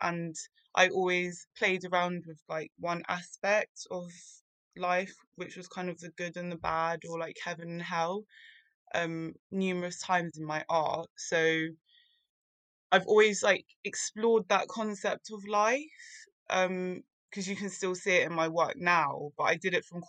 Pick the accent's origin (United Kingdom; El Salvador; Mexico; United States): United Kingdom; London; I grew up in London